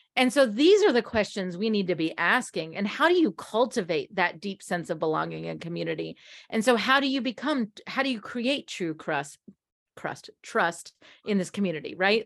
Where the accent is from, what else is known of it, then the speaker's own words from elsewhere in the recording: United States; we as Americans